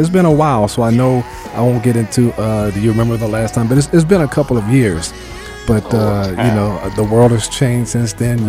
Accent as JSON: {"language": "English", "town": "New York City", "region": "New York", "country": "United States", "tie": "born or raised there", "said": "I'm from Brooklyn. You know, I'm from Bed-Stuy"}